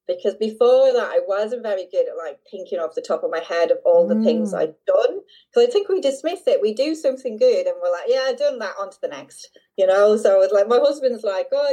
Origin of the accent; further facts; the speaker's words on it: Dublin, Leinster, Ireland; now in Devon, United Kingdom; I'm in Devon in southwest England, and I'm originally from Dublin